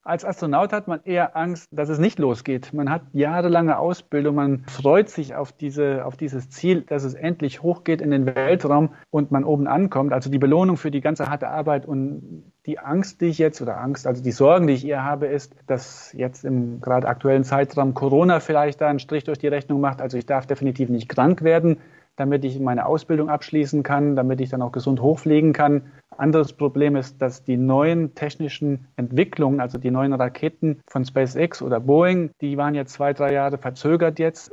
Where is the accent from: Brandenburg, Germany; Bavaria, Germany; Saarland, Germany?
Saarland, Germany; Gronig; ich komme aus dem Dorf Gronich